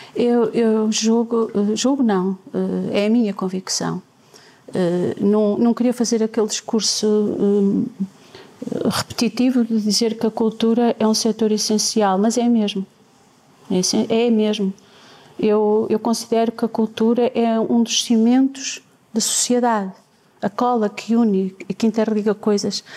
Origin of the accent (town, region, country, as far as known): Penafiel, Porto District, Portugal; born or raised there